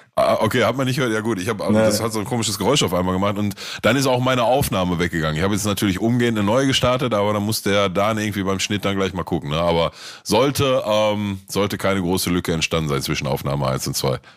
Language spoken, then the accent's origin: German; Gelsenkirchen, North Rhine-Westphalia, Germany; bei uns in Gelsenkirchen, Ückendorf